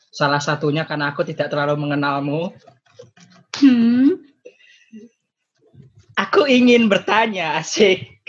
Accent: Semarang, Central Java, Indonesia; Mungkin pun kamu gak inget kalau aku orang Semarang loh.

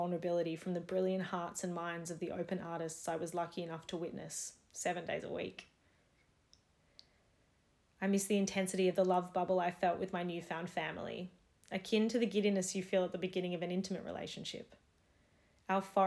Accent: Melbourne, Victoria, Australia; I'm wrapped up in the safety of my home city and country during what is now a fourth Melbourne lockdown

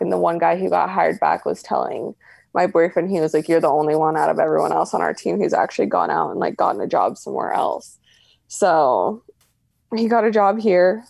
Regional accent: Reno, Nevada, United States; growing up in Reno, like, you're, I was always around the casino

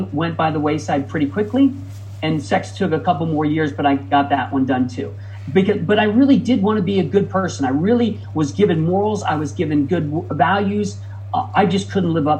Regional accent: Midwest, United States; moved away as an adult; also born or lived in Ohio; now in California, United States; I grew up in the Midwest

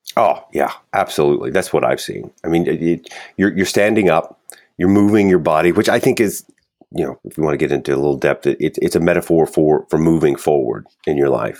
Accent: Kentucky, United States; moved away as an adult; now in New York City, United States; I was born and raised in Kentucky, and my wife is an actress. So we moved to New York

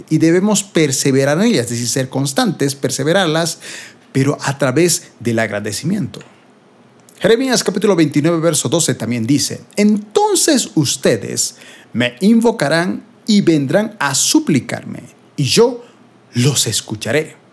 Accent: Bolivia; aquí en mi país de Bolivia estamos entrando en invierno

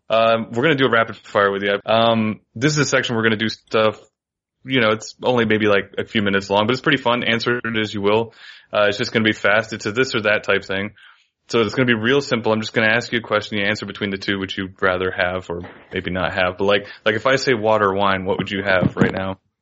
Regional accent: Florida, United States; I'm from Florida, yeah. man. I'm a subtropical environment guy

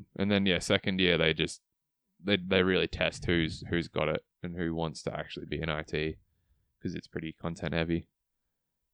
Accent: Australia; We're only Australian

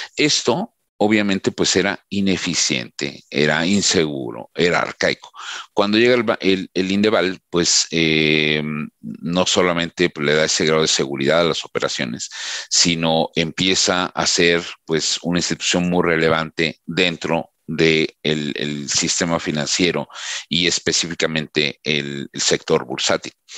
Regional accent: Mexico; como mexicano

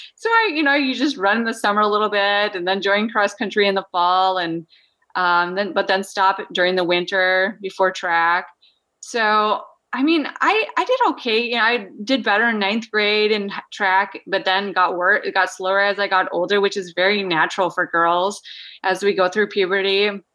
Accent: Minnesota, United States; moved away as an adult; now in Anchorage, United States; I grew up in Minnesota, yeah. Small, so-, South Central farming community.

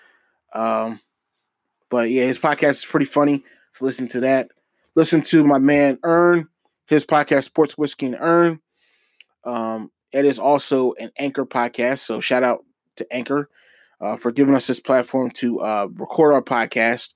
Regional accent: Norristown, Pennsylvania, United States; my hometown area, Norristown

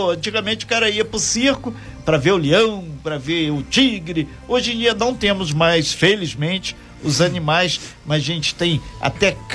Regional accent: Araguari, Minas Gerais, Brazil; Sou de Berlim de Araguari.

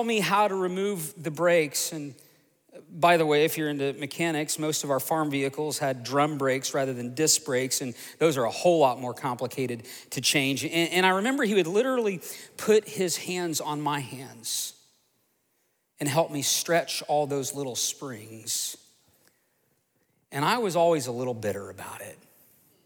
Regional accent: Tulsa, Oklahoma, United States; also born or lived in Broken Arrow, Oklahoma; I grew up just outside of Tulsa, Oklahoma, on 80 beautiful acres.

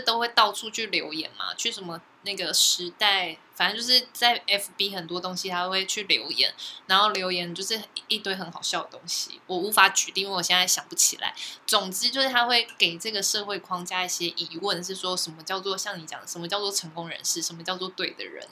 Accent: Taiwan; 我生在台湾真的非常幸福嘞

